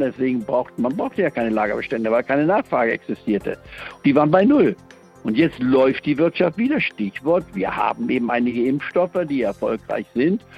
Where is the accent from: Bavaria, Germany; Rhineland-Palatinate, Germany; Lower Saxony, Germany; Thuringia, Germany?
Lower Saxony, Germany; Goslar; also born or lived in Leipzig; Ich bin ja in Leipzig geboren 1943, aber bin dann Ende der 40er äh, Jahre, ich war in Goslar im Harz, hatten meine Eltern sich niedergelassen als Mediziner und da bin ich also aufgewachsen in der Reichsfreien und Bauernstadt